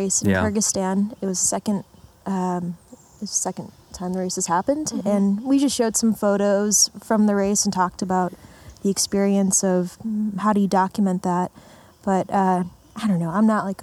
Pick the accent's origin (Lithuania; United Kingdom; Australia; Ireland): Lithuania; moved away; I was born in Lithuania